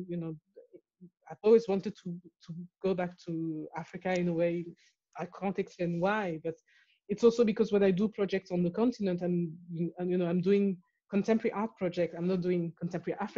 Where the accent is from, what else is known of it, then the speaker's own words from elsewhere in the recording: France; also born or lived in Morocco / Cameroon; now in London, United Kingdom; I was born in France, but I was born a Cameroonian citizen. And then I left France, I went to Morocco.